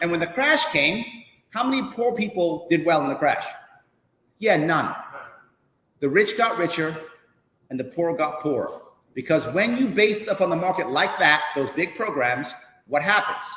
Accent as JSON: {"language": "English", "town": "New York City", "region": "New York", "country": "United States", "tie": "born or raised there", "said": "I grew up in the South Bronx."}